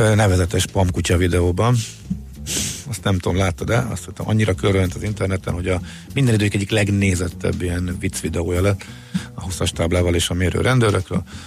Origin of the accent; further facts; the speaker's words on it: Hungary; oda mész magyarként